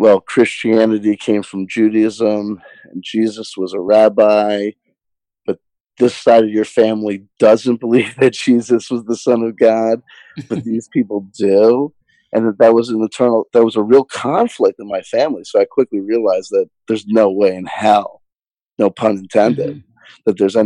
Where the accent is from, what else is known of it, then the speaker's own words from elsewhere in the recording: New Jersey, United States; I grew up in New Jersey